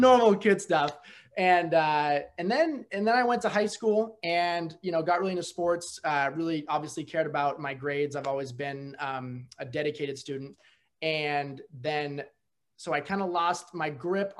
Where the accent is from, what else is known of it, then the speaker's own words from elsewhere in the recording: Napa, California, United States; moved away as an adult; also born or lived in San Jose, California; now in Oregon, United States; Originally from San Jose, grew up in Napa